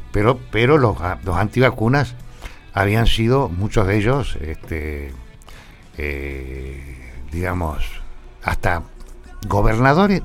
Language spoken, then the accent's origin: Spanish; General Pico, La Pampa, Argentina; also born or lived in Metileo; nosotros vivíamos en el campo, sí. entre Metileo y Pico, y resulta que el médico que iba a atender el parto de mi madre era del doctor Texeira, que era el médico de Metileo. Y no estaba en el momento en que yo... Entonces la tuvieron que traer a Pico a mi vieja y nací acá, nací en la clínica regional.